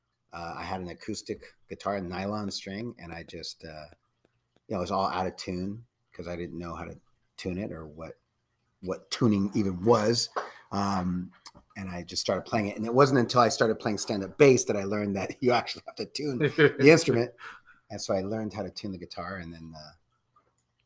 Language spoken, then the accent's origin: English; Redwood City, California, United States; I grew up in Redwood City